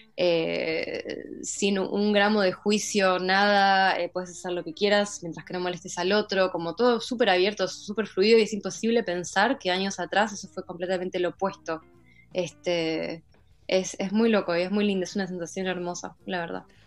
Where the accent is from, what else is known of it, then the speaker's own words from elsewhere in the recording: Olivos, Buenos Aires Province, Argentina; moved away as an adult; now in Berlin, Germany; nací en, Buenos Aires, me crié en Olivos, casi toda mi vida viví en Vicente López.